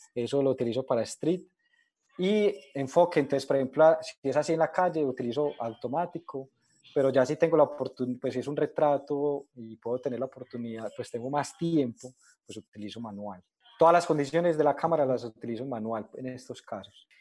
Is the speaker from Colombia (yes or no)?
yes; Colombia; yo soy colombiano